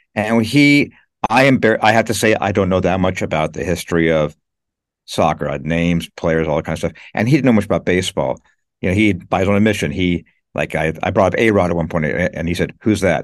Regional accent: Los Angeles, California, United States; moved away as an adult; now in New York, United States; I was born and raised in L A.

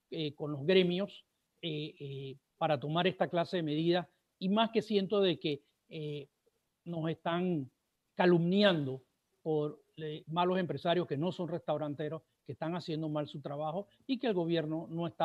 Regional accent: Panama; Aquí los que tenemos que hacer el esfuerzo somos los panameños de cuidarnos nosotros mismos

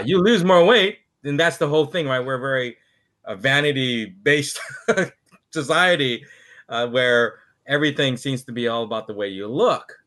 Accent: Hawaii, United States; being from Hawaii

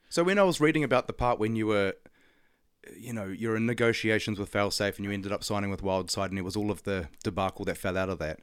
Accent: Auckland, New Zealand; I grew up in Auckland

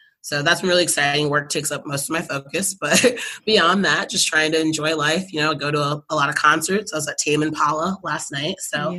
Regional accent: Michigan, United States; My mom actually moved out here for a snowbird winter because we're from Michigan.

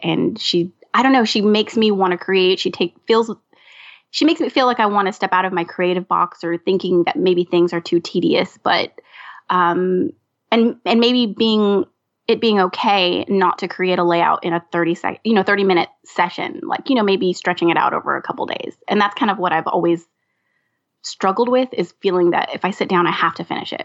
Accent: California, United States; now in Louisiana, United States; Originally born and raised in California

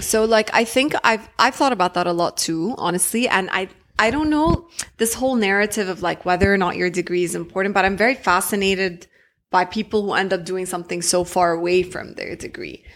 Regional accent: Jeddah, Makkah Province, Saudi Arabia; moved away; I grew up in Jeddah

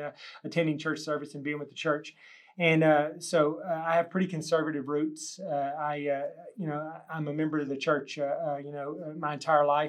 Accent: Texas Panhandle, United States; moved away as an adult; I was born and raised here in the Texas Panhandle

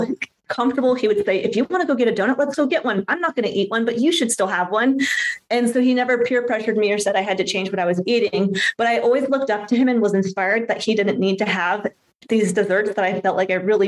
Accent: San Diego, California, United States; I grew up in San Diego, California

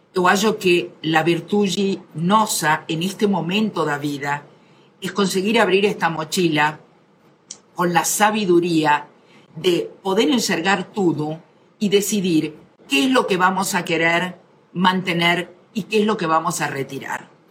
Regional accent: Argentina; yo soy argentina

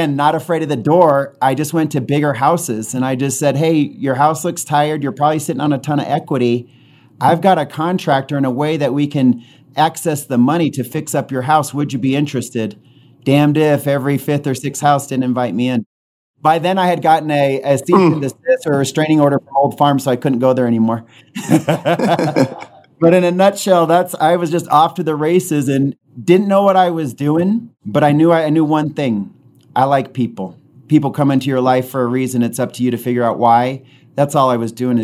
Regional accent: Utah, United States; I was born and raised in Utah

